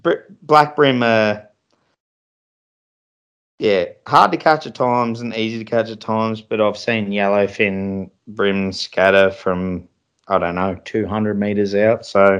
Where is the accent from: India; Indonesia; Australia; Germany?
Australia; Victoria; I'm from Victoria